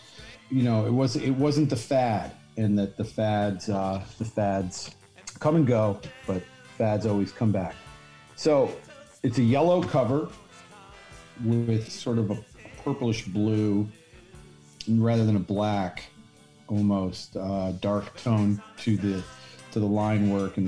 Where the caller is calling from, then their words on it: Long Island City, New York, United States; I'm zooming in from Long Island City, New York.